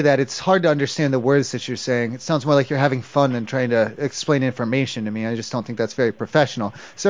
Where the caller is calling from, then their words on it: San Francisco, California, United States; No, because I'm calling from San Francisco area.